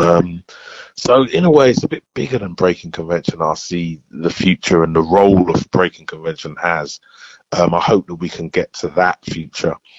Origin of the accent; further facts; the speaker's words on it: London, United Kingdom; I'm from Bow